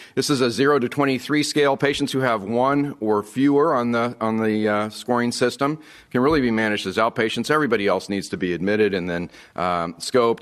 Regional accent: Texas, United States; I'm from Texas

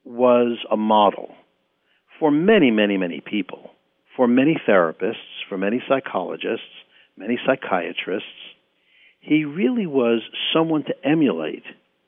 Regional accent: Bronx, New York, United States; I know I grew up in the Bronx, and it took me a long time to get rid of the accent I had.

